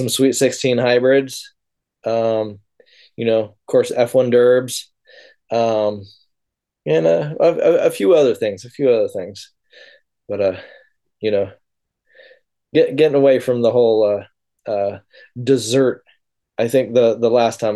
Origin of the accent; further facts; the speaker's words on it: Humboldt, California, United States; I grew up in Humboldt